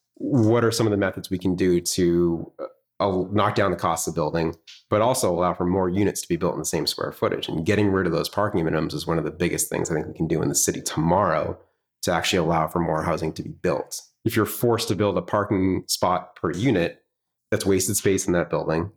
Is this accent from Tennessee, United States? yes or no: no; Swampscott, Massachusetts, United States; I was born and raised in Swampscott